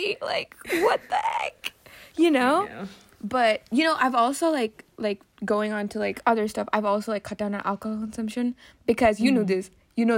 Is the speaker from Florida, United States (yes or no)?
no; Philadelphia, Pennsylvania, United States; I was born in Philly